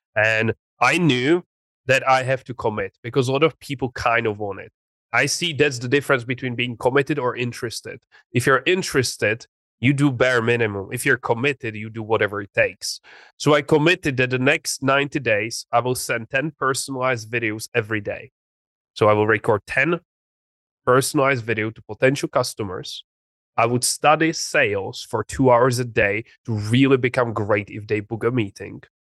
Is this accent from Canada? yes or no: no; Czechia; English is a second language; moved away as an adult; also born or lived in England; I grew up in a very small city uh, in the Czech Republic.